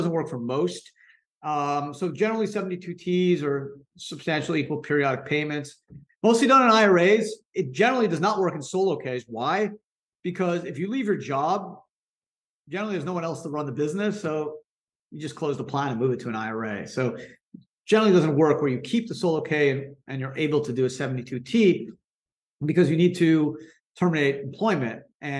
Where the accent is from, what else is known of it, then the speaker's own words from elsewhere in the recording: Canada; moved away as an adult; also born or lived in New York; I was born in Canada, went to law school in New York